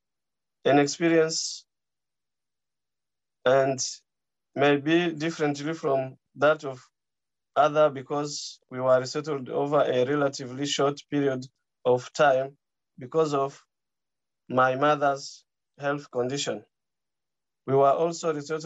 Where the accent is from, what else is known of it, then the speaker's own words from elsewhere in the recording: DR Congo; also born or lived in Nairobi, Kenya; now in a Nordic country; I'm a refugee from the Democratic Republic of Congo. I was resettled from Kenya to a Nordic country.